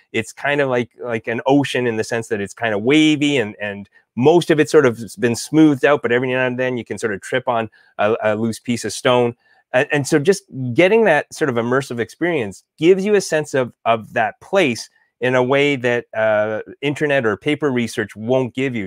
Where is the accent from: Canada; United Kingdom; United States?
Canada; Alberta; I'm from Alberta.